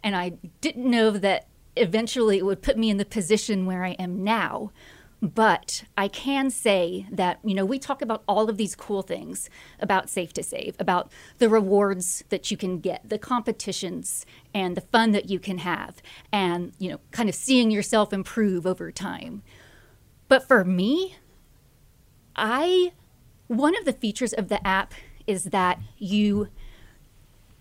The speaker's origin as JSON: {"language": "English", "town": "Austin", "region": "Texas", "country": "United States", "also_born_or_lived": "College Station, Texas", "said": "I am from the Austin area"}